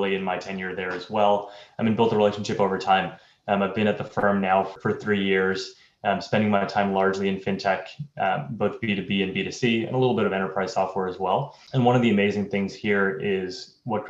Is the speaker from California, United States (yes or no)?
no; New York, United States; moved away as an adult; I'm originally from New York